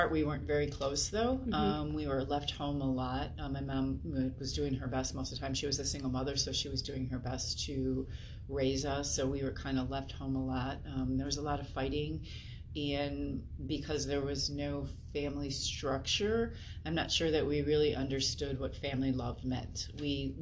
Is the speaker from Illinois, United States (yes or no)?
yes; Chicago, Illinois, United States; moved away as an adult; now in Indiana, United States; I grew up in the Chicagoland area